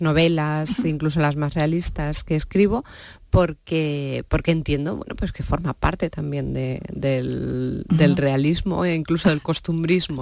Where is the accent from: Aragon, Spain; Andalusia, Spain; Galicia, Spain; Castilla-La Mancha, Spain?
Castilla-La Mancha, Spain; Campo de Criptana; soy de Campo de Cristana